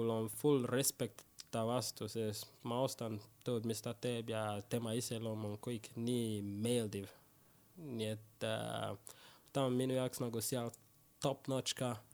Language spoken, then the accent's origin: Estonian; Keila, Harju County, Estonia; kus sa pärit oled, Estonia, ma nagu paku, kus mina pärit olen siis ma nagu Keila poiss, no full Keila poiss siin